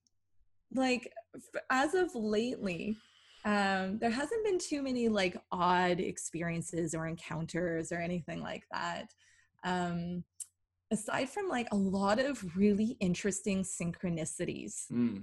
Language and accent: English; Toronto, Ontario, Canada; oh, Toronto